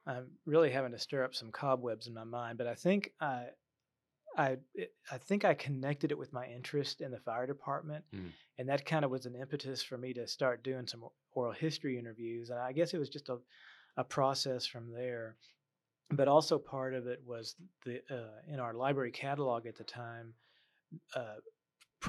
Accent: Waco, Texas, United States; I grew up in North Waco. I live in South Waco

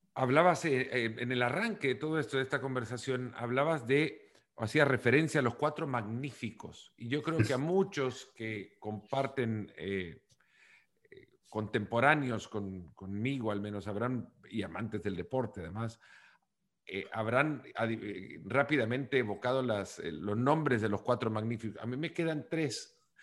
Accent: El Salvador; Yo soy del Salvador

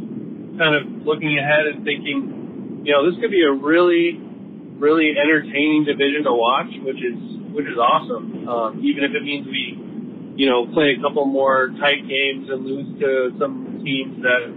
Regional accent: Midwest, United States; as a Midwesterner

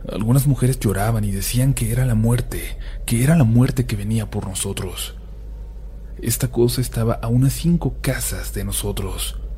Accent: Honduras; Yo soy de Honduras, vivo en la ciudad de San Pedro Sula y me imagino que algunos de ustedes ya se habrán enterado de lo que ha pasado en mi país

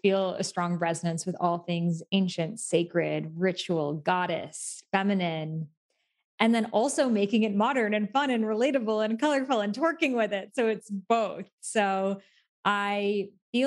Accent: Massachusetts near Salem, United States; I grew up in Massachusetts near Salem

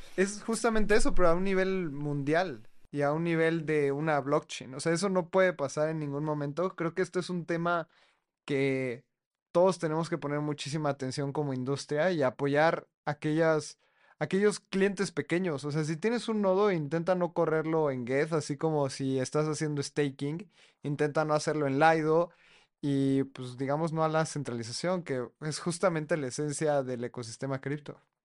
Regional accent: Mexico; yo como mexicano que no hablo chino

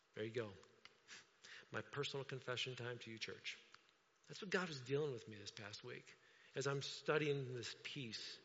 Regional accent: Indiana, United States; I'm from Indiana.

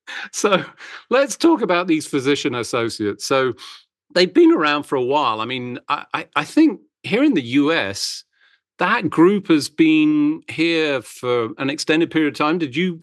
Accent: United Kingdom; moved away as an adult; also born or lived in Virginia; now in United States; my original training area, the United Kingdom and the NHS.

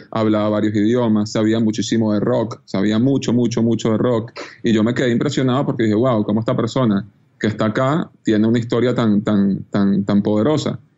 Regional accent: Venezuela; uno como venezolano

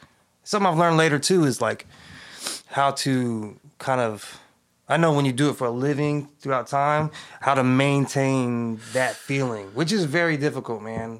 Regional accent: California, United States; I grew up in the East Bay.

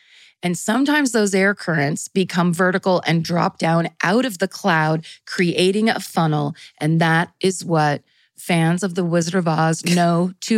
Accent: California, United States; we're from California

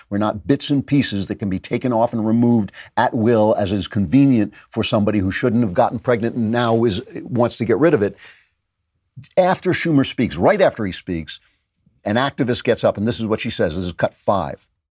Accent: New York, United States; we're New Yorkers

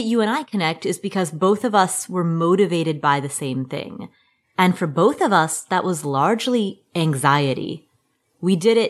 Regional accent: Cincinnati, Ohio, United States; Like, for example, the childhood home that I grew up in Cincinnati, Ohio.

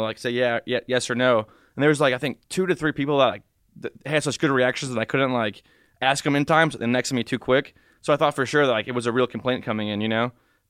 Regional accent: Macomb, Michigan, United States; I was born and raised in Macomb, Michigan.

